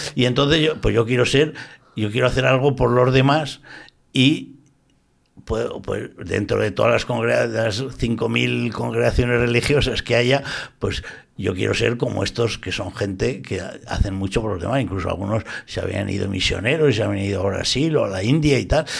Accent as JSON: {"language": "Spanish", "town": "Zaragoza", "region": "Aragon", "country": "Spain", "tie": "born or raised there", "moved": "yes", "lives_now": "Valencia, Spain", "said": "soy de Zaragoza, yo soy del barrio Santa Cruz y bautizado aquí y tal, pero yo llevo ya muchos años viviendo en Valencia"}